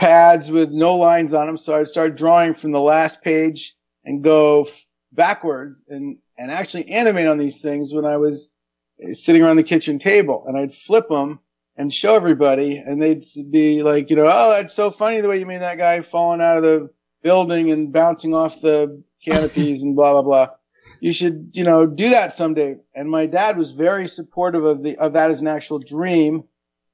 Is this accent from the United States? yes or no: yes; Ridgewood, New Jersey, United States; moved away; I am from New Jersey, yes. Oh, what part? Ridgewood, New Jersey.